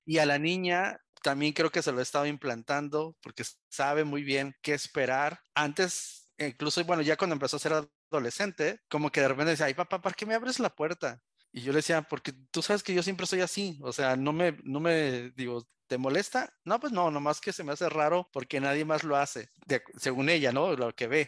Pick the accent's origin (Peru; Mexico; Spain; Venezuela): Mexico; Tijuana, Baja California; also born or lived in Mexico City; me trajeron aquí a Baja California, por lo cual yo siempre digo soy adoptado tijuanense orgullosamente